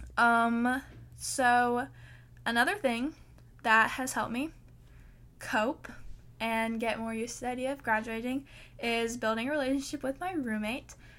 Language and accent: English; the South, United States; I live in the South